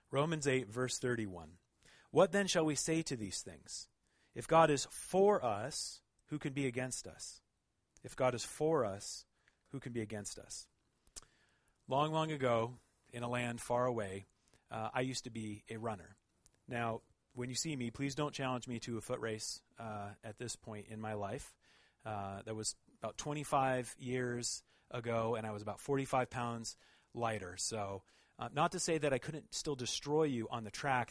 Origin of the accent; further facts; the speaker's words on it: Oregon, United States; moved away as an adult; now in Montreal, Canada; I'm actually from Oregon